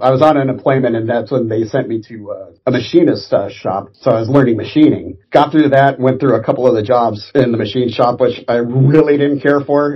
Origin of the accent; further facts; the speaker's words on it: Orange County, California, United States; I grew up in Orange County, and since we were 45 minutes away from Los Angeles